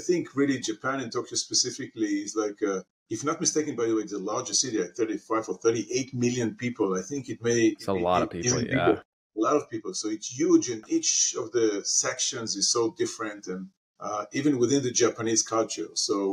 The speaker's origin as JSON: {"language": "English", "town": "Haifa", "region": "Haifa District", "country": "Israel", "tie": "born or raised there", "said": "I grew up in Israel, in Haifa, in a city called Haifa"}